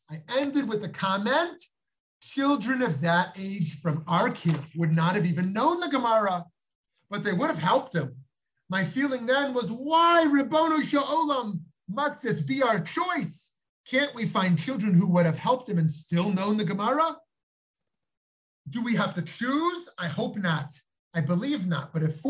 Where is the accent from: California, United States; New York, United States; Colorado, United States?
New York, United States; moved away as an adult; now in Jerusalem, Israel; A couple of years ago, after we moved to Yerushalayim from New York, I was once walking with my family in the Beit Yisrael neighborhood